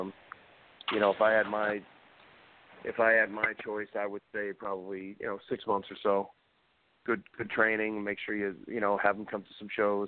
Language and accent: English; Massachusetts, United States; I'm from Massachusetts